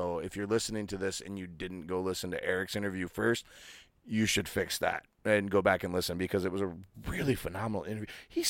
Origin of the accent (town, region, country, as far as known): Michigan, United States